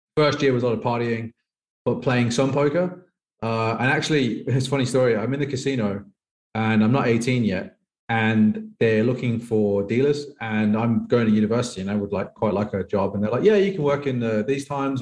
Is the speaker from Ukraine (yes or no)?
no; England, United Kingdom; moved away as an adult; now in Thailand; I'm from England